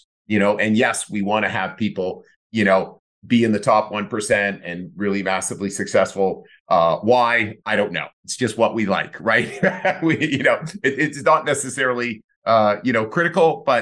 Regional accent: Canada; growing up in Canada is a huge thing

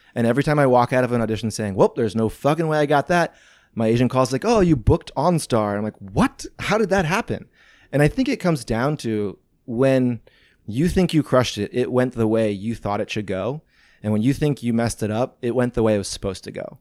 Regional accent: St. Louis, Missouri, United States; born or raised there; also born or lived in Venice, Los Angeles; now in Los Angeles, United States

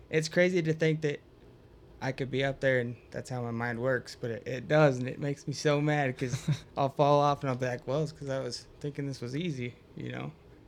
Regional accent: Idaho, United States; we're all from Idaho

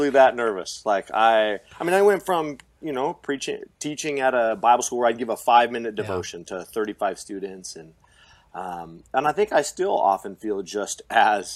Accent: Pacific Northwest, United States; moved away; I come from the Pacific Northwest

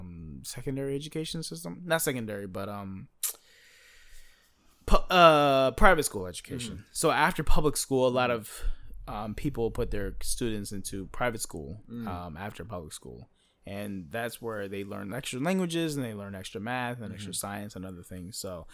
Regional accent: United States; well, no, bitch, I'm American.

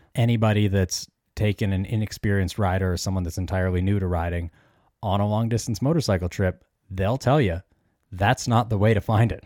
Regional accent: Canada; we're both from Canada

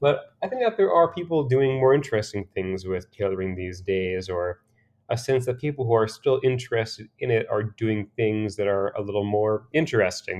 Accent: Pennsylvania, United States; moved away as an adult; also born or lived in Boston; I'm from Pennsylvania originally, from a small kinda former coal mining town

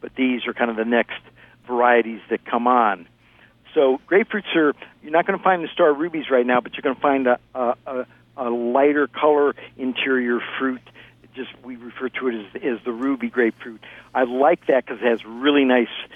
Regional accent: Ohio, United States; now in California, United States; I grew up in Ohio right next to you in Indiana

